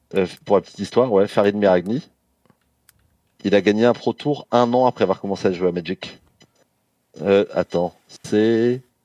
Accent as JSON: {"language": "French", "town": "Aubervilliers", "region": "Île-de-France", "country": "France", "tie": "born or raised there", "said": "j'ai grandi à Aubervilliers, en Seine-Saint-Denis."}